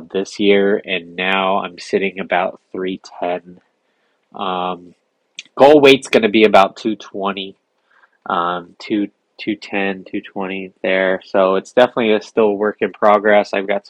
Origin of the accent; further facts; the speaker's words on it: San Diego, California, United States; I grew up here in San Diego, grew up surfing